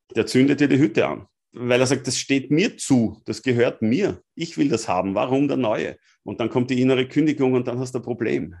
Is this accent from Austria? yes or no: yes; Austria; als Österreicher